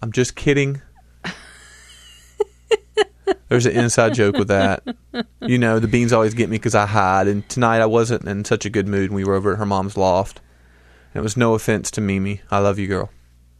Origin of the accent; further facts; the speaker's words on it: Boston, Massachusetts, United States; accent: Boston; They actually treated me nice since I'm originally a Bostonian. I can't hide the accent.